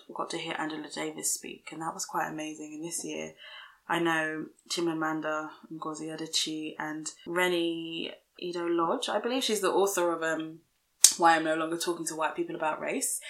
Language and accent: English; London, United Kingdom; we're from London, UK